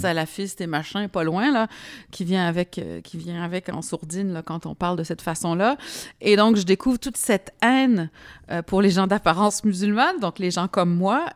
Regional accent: Montreal, Quebec, Canada; moved away as an adult; also born or lived in Lyon, France; je viens de Montréal

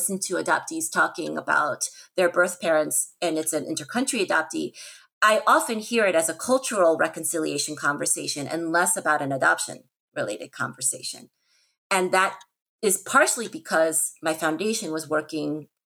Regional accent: United States; also born or lived in South Korea; my being Asian American adoptee

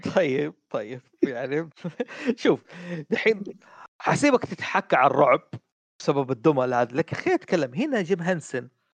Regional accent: Saudi Arabia; عندنا في السعوديه

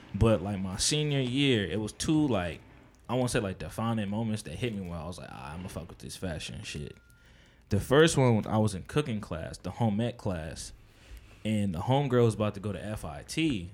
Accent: Edison, New Jersey, United States; also born or lived in Plainfield, New Jersey / Perth Amboy, New Jersey / Piscataway, New Jersey; I'm from, like, Edison and Piscataway 'cause that was mainly my upbringing

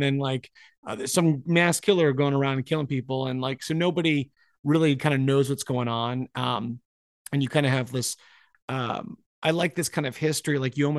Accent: Scotland, United Kingdom; but I'm Scottish. It's like, well, we have enough Scottish people in here.

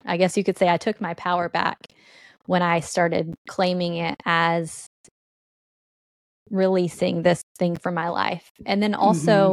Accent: Allen, Texas, United States; I grew up in Allen, Texas. I was raised by my grandma

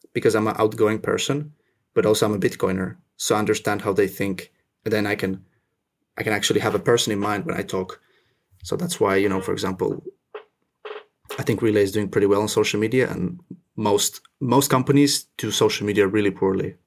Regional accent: Finland; also born or lived in Russia / French Indian Ocean territory; now in France (Indian Ocean territory); I was born in Russia. I grew up in Finland

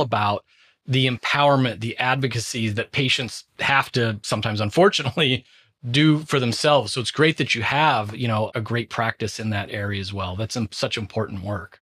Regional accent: Southern California, United States; moved away; I was born in Southern California, still have tons of friends and family there

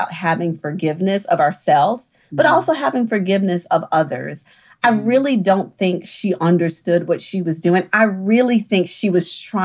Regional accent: the South, United States; I am from the South and there is a level of hierarchy that is ingrained in us very early

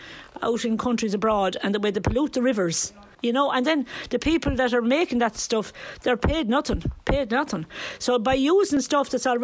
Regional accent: Tralee, Munster, Ireland; now in Ballon, Ireland; I come from Tralee

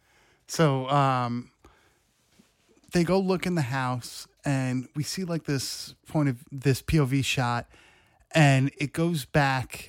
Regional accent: South Shore of Long Island, New York, United States; I'm straight from the South Shore of fucking Long Island

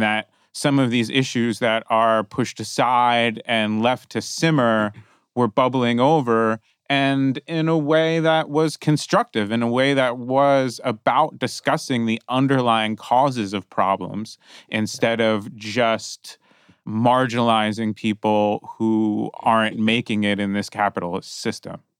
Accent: New Jersey, United States; now in California, United States; I grew up in New Jersey, but I've been in California a long time

